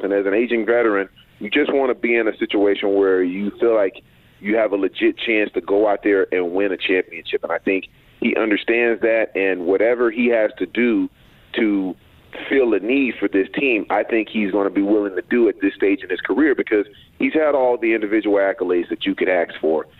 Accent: Texas, United States; I'm from Texas

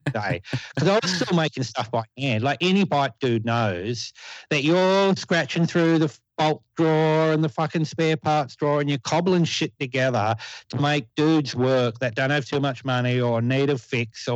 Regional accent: Newcastle, New South Wales, Australia; my hometown. And we have a factory here

